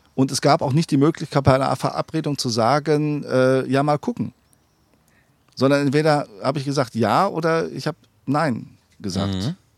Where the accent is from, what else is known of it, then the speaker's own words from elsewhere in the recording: Sauerland, North Rhine-Westphalia, Germany; in meiner Heimat